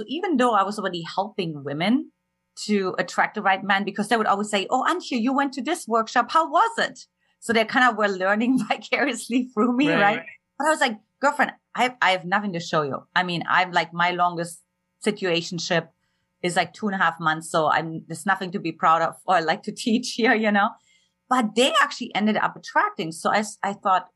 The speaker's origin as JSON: {"language": "English", "region": "eastern Germany", "country": "Germany", "tie": "born or raised there", "moved": "yes", "said": "I grew up in Eastern Germany and an emotionally absent household"}